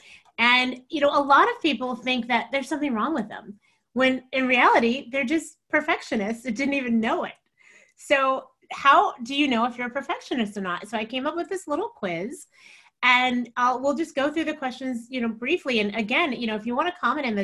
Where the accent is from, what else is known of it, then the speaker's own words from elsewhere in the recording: New York City, New York, United States; now in Texas, United States; I said I was raised in Texas, but I grew up in New York City and I think of that as home